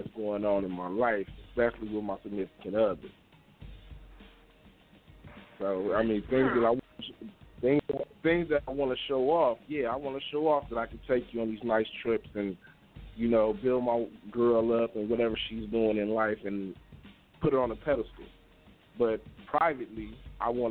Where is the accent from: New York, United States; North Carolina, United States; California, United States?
California, United States; Compton; representing Compton, California.